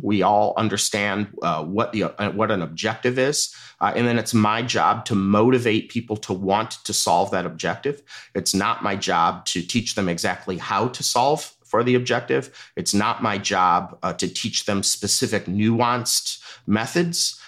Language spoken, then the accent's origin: English; Midwest, United States; moved away; where I grew up in the Midwest